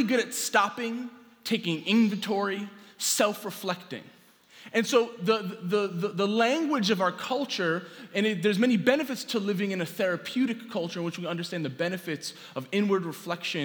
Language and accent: English; New York City, New York, United States; I grew up here in New York City